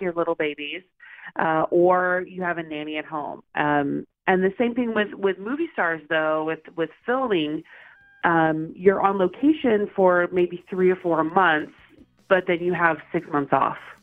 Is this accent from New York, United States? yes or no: no; Oklahoma, United States; moved away as an adult; now in Los Angeles, United States; I'm originally from Oklahoma. So I moved to Los Angeles about 12 years ago um, to pursue a career in acting